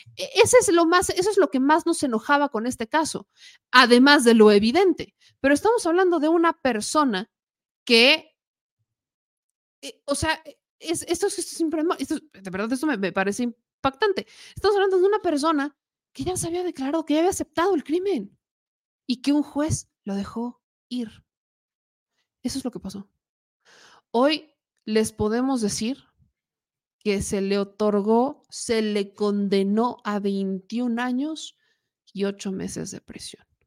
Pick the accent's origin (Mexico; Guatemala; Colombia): Mexico; Como buena mexicana